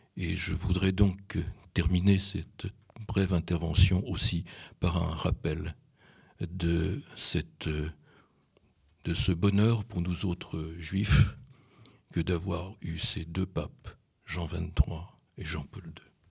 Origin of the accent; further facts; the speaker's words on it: Poland; moved away; je suis né en Pologne